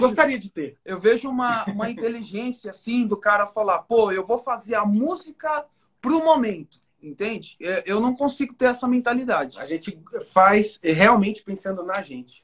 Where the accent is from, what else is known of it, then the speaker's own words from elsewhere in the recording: São Bernardo do Campo, São Paulo, Brazil; accent: interior; also born or lived in Indaiatuba; a gente foi criado em São Bernardo do Campo. E assim, quando a gente tinha uns 12 anos, a gente veio para Indaiatuba, que é interior de São Paulo